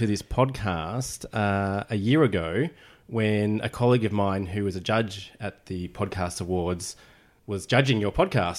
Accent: Melbourne, Victoria, Australia; I grew up in Melbourne. I haven't really moved off page 46 of the Melways.

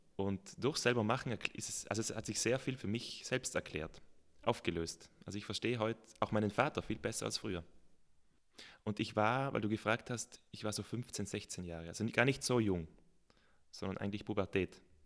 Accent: South Tyrol, Trentino-Alto Adige, Italy; Natürlich bin ich in Südtirol aufgewachsen

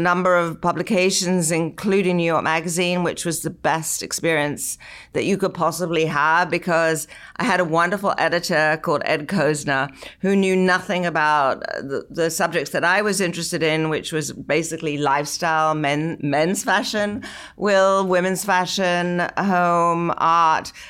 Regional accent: London, United Kingdom; now in United States; I was growing up in London in the sixties

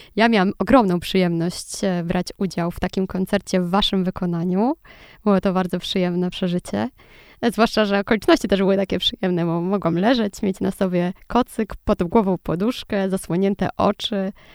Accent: Lublin, Lublin Voivodeship, Poland; Ja jestem z Lublina

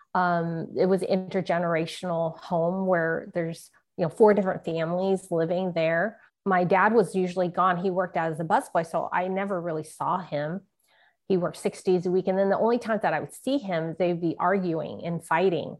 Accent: San Francisco, California, United States; When I was growing up in San Francisco Chinatown

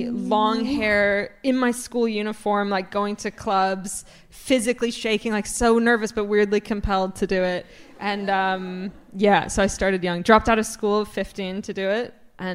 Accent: Toronto, Ontario, Canada; moved away as an adult; now in London, United Kingdom; I am from Toronto. I live in London.

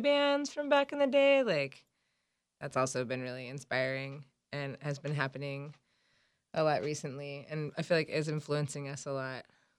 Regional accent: Durham, North Carolina, United States; I'm from Durham.

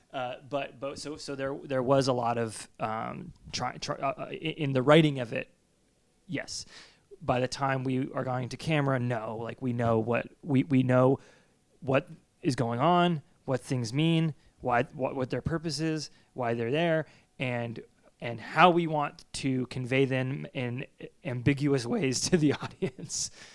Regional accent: New England, United States; growing up in New England and, and being in these old houses

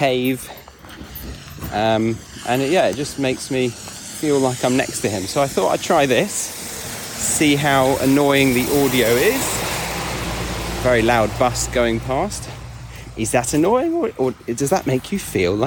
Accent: England, United Kingdom; We're all English

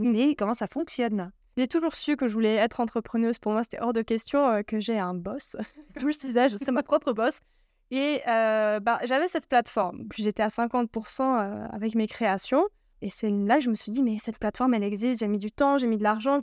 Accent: Yverdon-les-Bains, Vaud, Switzerland; je suis née à Yverdon et j'ai grandi un petit moment là-bas

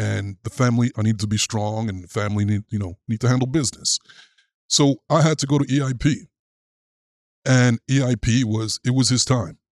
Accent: New York City, New York, United States; As a kid growing up in Brooklyn

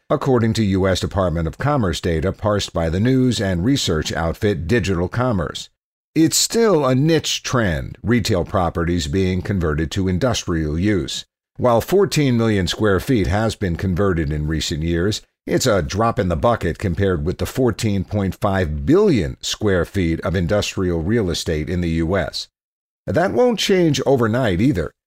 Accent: Cleveland, Ohio, United States; as a teenager growing up in Cleveland

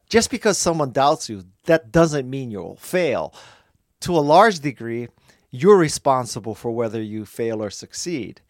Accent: Honolulu, Hawaii, United States; moved away as an adult; also born or lived in Bay Area, California / Los Angeles, California; I grew up in Honolulu, Hawaii, and I left Hawaii to go to school in the Bay Area

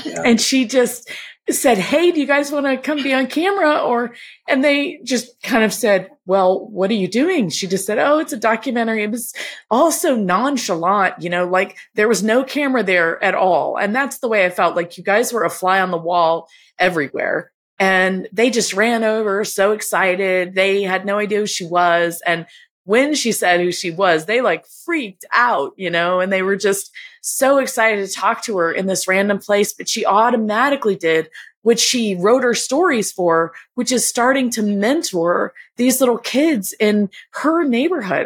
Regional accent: Laurel, Mississippi, United States; also born or lived in Oxford, Mississippi; I grew up in Laurel, Mississippi

